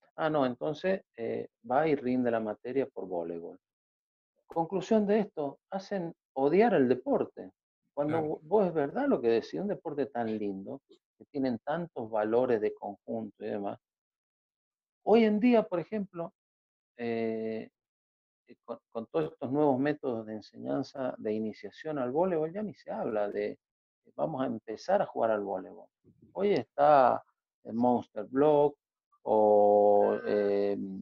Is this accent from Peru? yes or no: no; San Juan, Argentina; also born or lived in Italy / Andorra / Gran Canaria / Mendoza; somos más sanjuaninos que el viento sonda